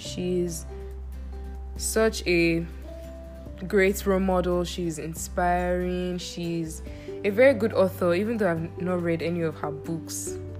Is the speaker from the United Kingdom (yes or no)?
no; Nigeria; also born or lived in Bonny Island, Rivers State / Ogun State / Lagos; Yes, I was born in Nigeria. I was born in Bonny Island, Rivers State, Nigeria.